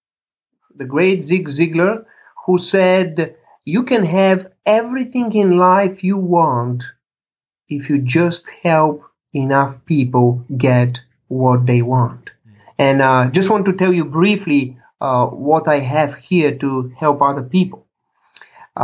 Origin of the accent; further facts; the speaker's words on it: Chicago, Illinois, United States; here in my hometown, a few blocks away, Chicago